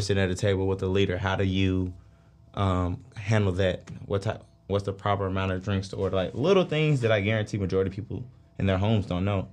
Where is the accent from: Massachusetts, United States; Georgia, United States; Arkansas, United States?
Georgia, United States; Atlanta; I'm from Atlanta, born and raised